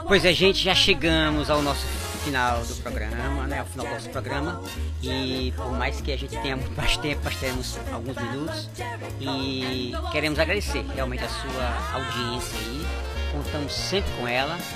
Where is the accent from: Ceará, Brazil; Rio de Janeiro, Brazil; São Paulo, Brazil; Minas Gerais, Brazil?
Ceará, Brazil; Fortaleza; Fortaleza é a nossa, né? É, é, é, é onde, onde eu nasci